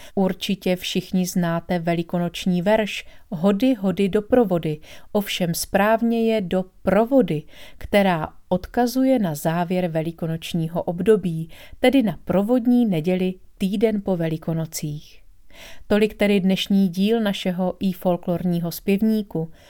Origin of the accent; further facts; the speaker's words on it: Bystřice pod Hostýnem, Zlín Region, Czechia; blízko mého rodného města Bystřice pod Hostýnem